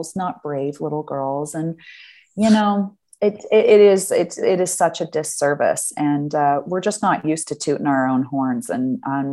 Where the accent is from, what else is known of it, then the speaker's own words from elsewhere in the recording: United States; moved away as an adult; now in Amsterdam, Netherlands; I'm an American who now lives in Amsterdam